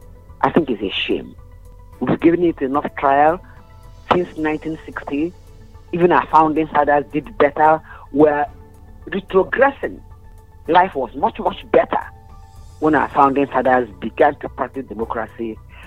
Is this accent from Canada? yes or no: no; Nigeria; I see a person growing up in Nigeria.